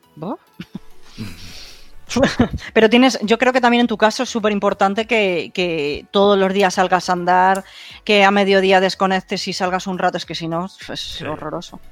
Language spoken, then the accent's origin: Spanish; Madrid, Community of Madrid, Spain; yo soy de Madrid, pero ahora estoy en Tarragona